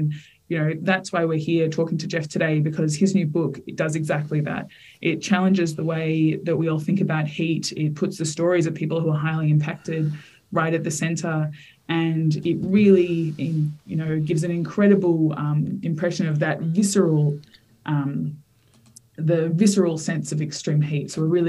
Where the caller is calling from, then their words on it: Victoria, Australia; I'm joining from the lands of the Wurundjeri Woiwurrung people here in Nam.